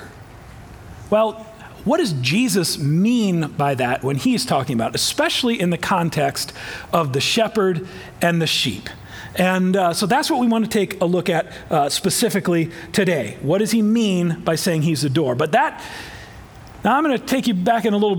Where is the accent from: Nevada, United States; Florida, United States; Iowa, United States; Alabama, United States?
Iowa, United States; I am from Iowa, but full disclosure, I didn't grow up on a farm